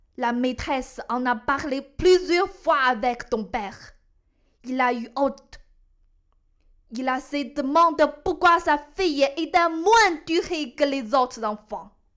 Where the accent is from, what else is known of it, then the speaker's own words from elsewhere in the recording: China; now in France; je suis chinoise